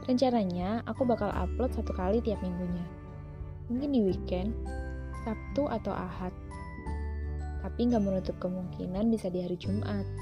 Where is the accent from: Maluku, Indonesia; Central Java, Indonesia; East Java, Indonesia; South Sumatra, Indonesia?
Central Java, Indonesia; Jepara; Aku asli Jawa, kelahiran Jepara